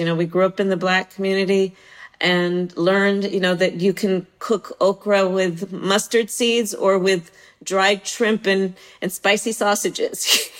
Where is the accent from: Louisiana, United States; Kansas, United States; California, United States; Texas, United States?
California, United States; Bay Area; being from the Bay Area and growing up in the Bay Area